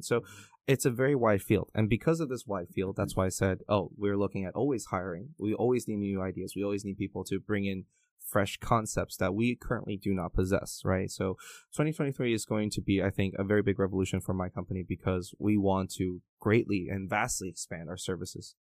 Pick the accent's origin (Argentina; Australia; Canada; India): Canada; English is a second language; also born or lived in Taiwan; My very first day of elementary school in Canada, I can speak the, a lick of English